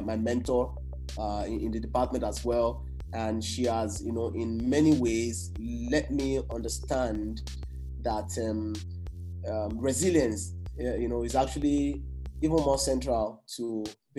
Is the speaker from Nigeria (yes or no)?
yes; Nigeria; as a Nigerian who is based here in Nigeria